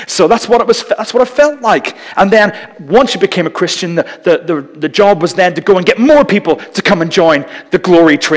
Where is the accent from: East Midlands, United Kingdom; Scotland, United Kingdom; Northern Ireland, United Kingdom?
Northern Ireland, United Kingdom; growing up in Northern Ireland